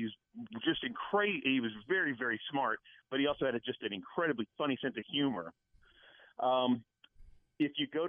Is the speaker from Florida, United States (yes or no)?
no; Dallas, Texas, United States; moved away as an adult; now in Houston, United States; I'm from Dallas. I moved here about 17 years ago.